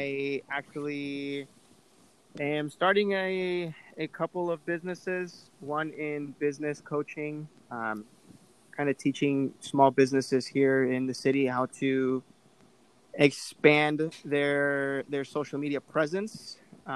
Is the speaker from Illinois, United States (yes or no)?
yes; Chicago, Illinois, United States; 27 and a half. Originally my family's from Mexico. I am first generation from Chicago. I grew up in the north side of the city. Currently living in Bucktown.